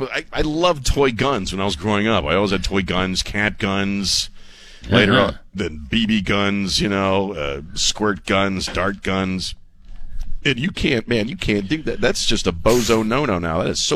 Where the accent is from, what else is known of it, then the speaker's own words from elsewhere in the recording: East Coast, United States; moved away; also born or lived in Colorado; I grew up on the East Coast surrounded by liberal idiots.